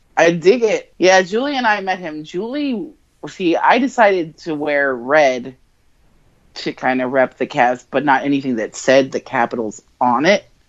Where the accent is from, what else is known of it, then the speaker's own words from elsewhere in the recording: just outside of Hartford, Connecticut, United States; I grew up just outside of Hartford.